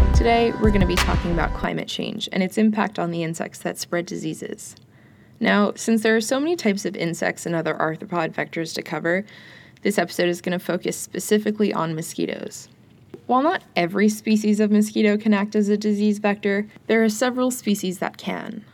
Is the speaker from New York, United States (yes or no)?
yes; New York, United States; growing up in New York